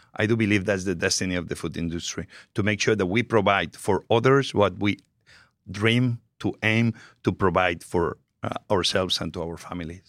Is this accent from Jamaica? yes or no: no; Spain; English is a second language; moved away as an adult; also born or lived in New York; now in United States; I'm very proud of my Spanish heritage